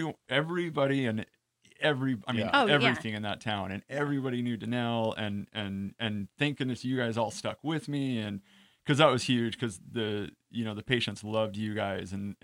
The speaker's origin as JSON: {"language": "English", "town": "Boise", "region": "Idaho", "country": "United States", "moved": "as an adult", "lives_now": "California, United States", "said": "I knew I wanted to come to California. I'm originally from Boise, Idaho"}